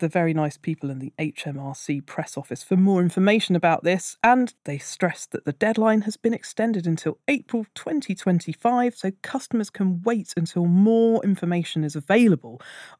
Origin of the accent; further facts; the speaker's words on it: Austria; moved away as an adult; also born or lived in London, United Kingdom; now in Asia; I'm originally from Austria, but I have around 15 years worth of national insurance contributions from my time working in London